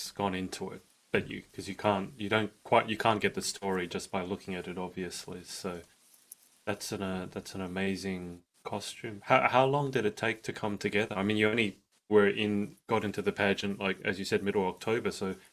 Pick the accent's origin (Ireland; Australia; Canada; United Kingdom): Australia; I'm Australian.